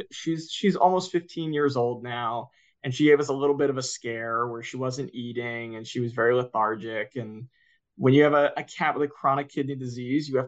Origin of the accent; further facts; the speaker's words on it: Philadelphia, Pennsylvania, United States; now in New York City, United States; Philadelphia, so I grew up okay. in a city, um, and I grew up in downtown Philadelphia.